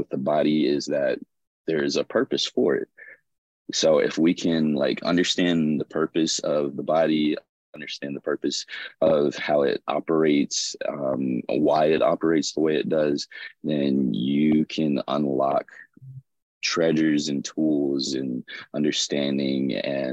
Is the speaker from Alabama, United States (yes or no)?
yes; Birmingham, Alabama, United States; moved away as an adult; also born or lived in Tuscaloosa, Alabama / Montgomery, Alabama; now in Los Angeles, United States; I lived in Birmingham, Alabama, which is where I was born and raised.